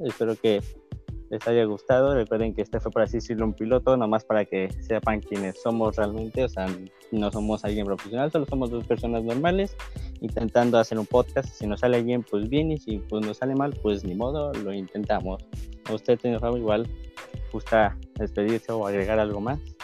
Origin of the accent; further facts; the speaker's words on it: Mexico City, Mexico; yo soy de la ciudad, yo soy de Ciudad de México